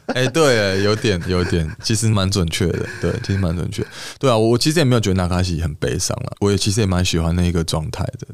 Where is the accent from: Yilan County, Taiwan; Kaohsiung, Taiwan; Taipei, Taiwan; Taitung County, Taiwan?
Taipei, Taiwan; 毕竟我是一个台北小孩嘛， 那我其实是在北投的山上长大，我在这个大屯山上长大